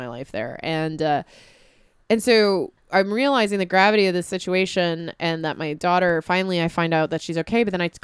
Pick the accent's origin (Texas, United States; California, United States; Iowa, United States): California, United States; San Diego; moved away; I grew up in fire country. I'm from San Diego originally. I grew up out in the rural areas